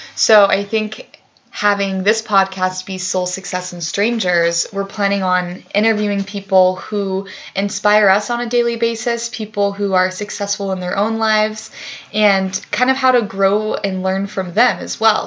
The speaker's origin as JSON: {"language": "English", "town": "Grand Junction", "region": "Colorado", "country": "United States", "lives_now": "Boulder, United States", "said": "I'm originally from Grand Junction, Colorado, which is five, four or five hours west of here."}